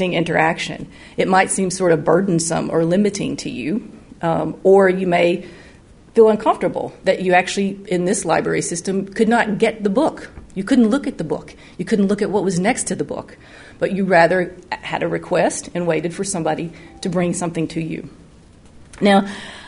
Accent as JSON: {"language": "English", "region": "North Alabama", "country": "United States", "tie": "born or raised there", "moved": "as an adult", "lives_now": "Tennessee, United States", "said": "I grew up in North Alabama, just over the border"}